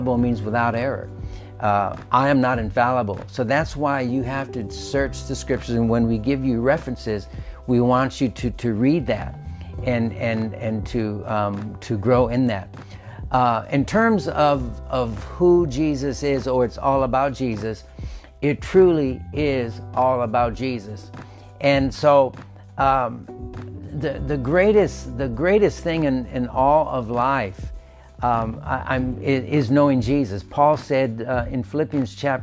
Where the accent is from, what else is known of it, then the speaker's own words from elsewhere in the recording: United States; we as American Christians